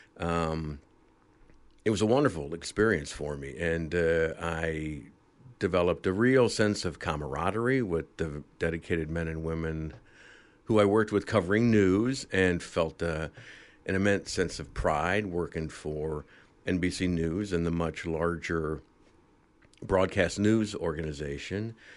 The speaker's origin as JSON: {"language": "English", "town": "Dayton", "region": "Ohio", "country": "United States", "tie": "born or raised there", "also_born_or_lived": "Chicago", "moved": "as an adult", "said": "a news cameraman for a small station in my hometown of Dayton, Ohio"}